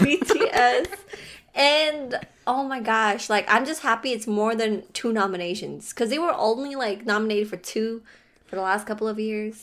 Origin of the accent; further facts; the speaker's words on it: Philippines; I am Filipino